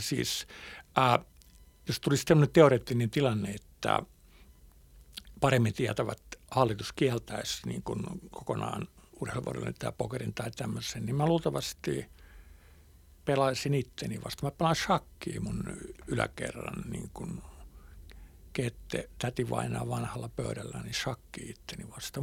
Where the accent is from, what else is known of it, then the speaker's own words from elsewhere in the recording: Hämeenlinna, Kanta-Häme, Finland; moved away as an adult; also born or lived in Helsinki; Mä oon syntynyt Hämeenlinnassa